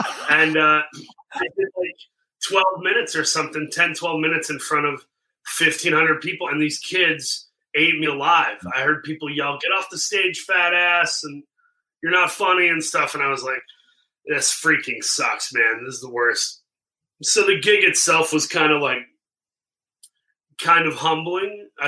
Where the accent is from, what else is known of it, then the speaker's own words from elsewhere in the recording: Saginaw, Michigan, United States; my hometown of Saginaw